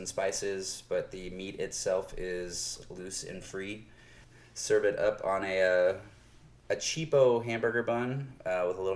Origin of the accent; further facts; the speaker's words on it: Lincoln, Nebraska, United States; Growing up in Nebraska, I grew up in Lincoln, or just outside of Lincoln